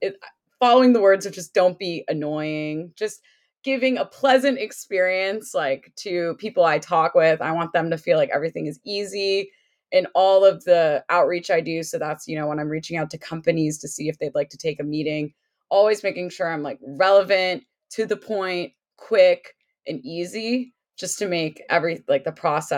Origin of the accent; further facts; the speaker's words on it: United States; also born or lived in Connecticut / Washington, D.C. / Ohio; I grew up in Connecticut and in DC